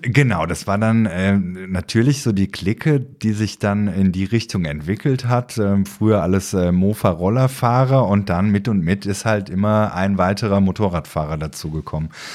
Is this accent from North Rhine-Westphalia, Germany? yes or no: yes; Aachen, North Rhine-Westphalia, Germany; Ich bin ja gebürtiger Aachener